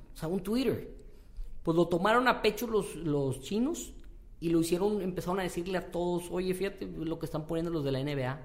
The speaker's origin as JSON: {"language": "Spanish", "country": "Mexico"}